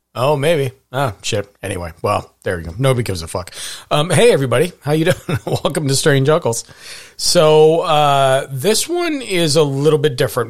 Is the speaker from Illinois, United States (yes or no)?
no; Montana, United States; I grew up in Montana.